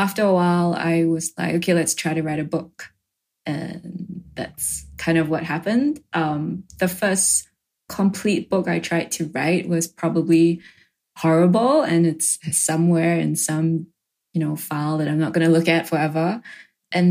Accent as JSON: {"language": "English", "country": "Singapore", "tie": "born or raised there", "said": "I grew up in Singapore"}